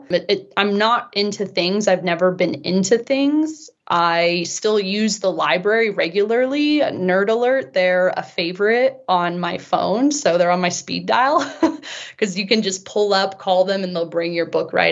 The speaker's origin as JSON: {"language": "English", "area": "Bay Area", "region": "California", "country": "United States", "tie": "born or raised there", "also_born_or_lived": "Europe", "moved": "as an adult", "lives_now": "Utah, United States", "said": "growing up in the Bay Area, I was always surrounded by money and actually grew up in a pretty wealthy area"}